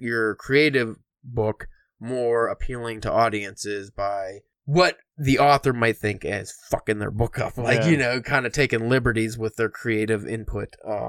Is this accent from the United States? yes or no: no; England, United Kingdom; because I'm English